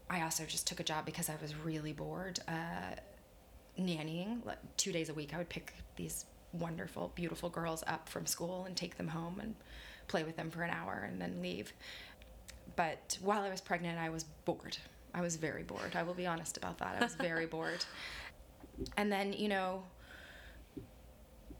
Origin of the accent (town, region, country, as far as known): Texas, United States; moved away